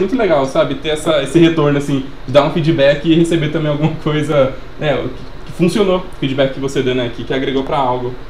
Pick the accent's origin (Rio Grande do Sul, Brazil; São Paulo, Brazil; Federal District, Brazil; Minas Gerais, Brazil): São Paulo, Brazil; Sumaré; a gente é de Sumaré.